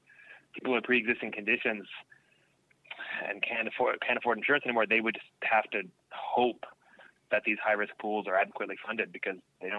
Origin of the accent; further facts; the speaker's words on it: Canada; now in United States; one thing that's been kind of eye-opening being down here as a Canadian is there really is a different set of foundational principles.